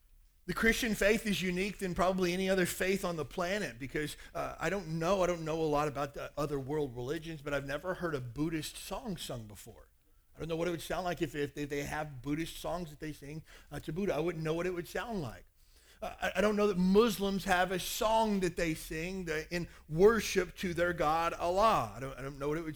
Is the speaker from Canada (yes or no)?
no; Kentucky, United States; I grew up in Kentucky